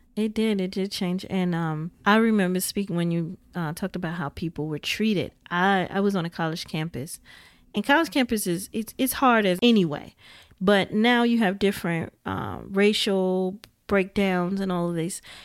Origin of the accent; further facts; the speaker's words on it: Indiana, United States; I'm from Indiana, so I was all the way in the Midwest